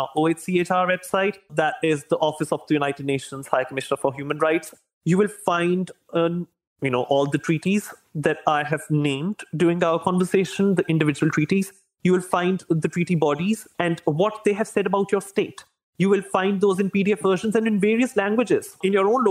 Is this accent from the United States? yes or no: no; Pakistan; I come from Pakistan